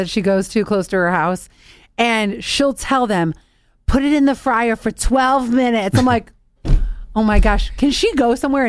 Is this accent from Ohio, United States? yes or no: yes; Ohio, United States; moved away; when I go back to my home state of Ohio